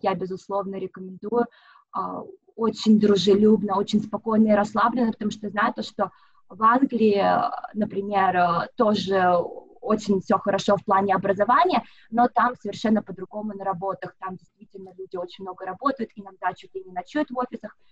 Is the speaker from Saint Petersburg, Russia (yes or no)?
no; Moscow, Russia; moved away as an adult; now in Sydney, Australia; я сама из Москвы, уже вот 7 лет проживаю в Сиднее